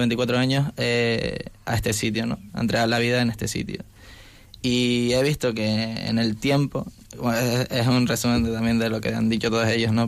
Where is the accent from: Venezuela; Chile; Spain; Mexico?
Spain; Canary Islands; moved away as an adult; now in Madrid, Spain; soy de, Canarias y estudio en un piso universitario